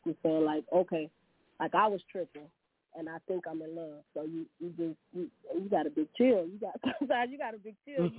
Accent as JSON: {"language": "English", "town": "Monroe", "region": "Louisiana", "country": "United States", "said": "I'm from Monroe, Louisiana."}